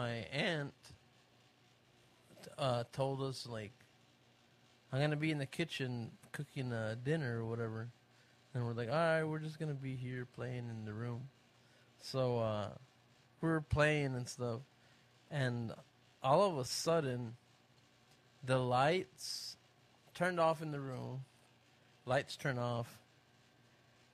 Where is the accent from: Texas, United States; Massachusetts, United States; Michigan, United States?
Texas, United States; Tarzan; I grew up in a little bitty town called Tarzan, Texas